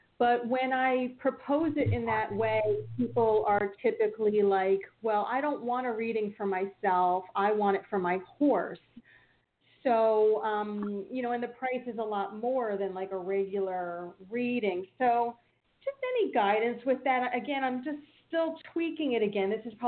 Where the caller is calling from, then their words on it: New Jersey, United States; from New Jersey.